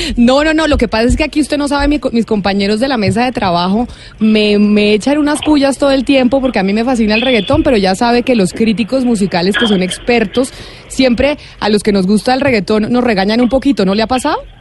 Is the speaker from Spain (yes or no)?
no; Colombia